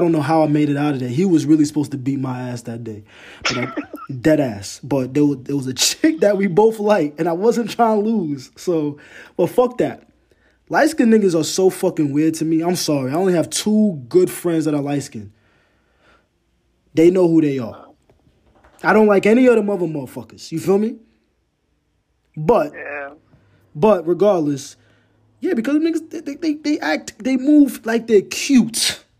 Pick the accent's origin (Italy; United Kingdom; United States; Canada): United States; New York City, New York; also born or lived in Ghana; I'm from Brooklyn. So I lived around a block from a Puerto Rican block.